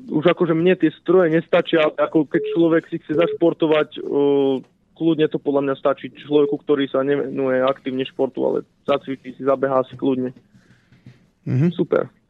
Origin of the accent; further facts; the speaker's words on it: Slovenská Ľupča, Banská Bystrica Region, Slovakia; v mojej rodnej dedinke Slovenskej Lubči